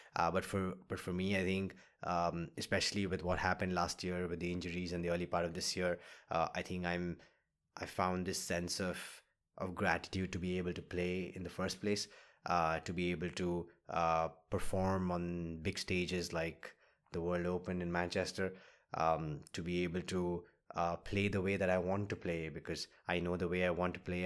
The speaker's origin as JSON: {"language": "English", "town": "Kolkata", "region": "West Bengal", "country": "India", "tie": "born or raised there"}